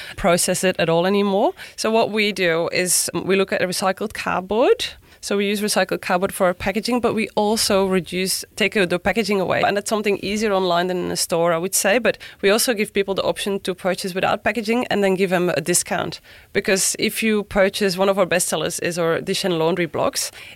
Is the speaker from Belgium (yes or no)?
yes; Belgium; English is a second language; moved away as an adult; now in Sunshine Coast, Australia; I grew up in Belgium actually in a family owned hotel